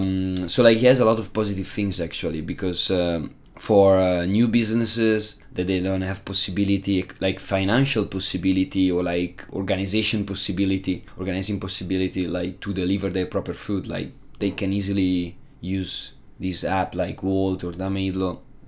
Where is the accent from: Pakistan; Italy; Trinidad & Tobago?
Italy; English is a second language; moved away as an adult; now in Prague, Czech Republic; Since I'm coming from Italy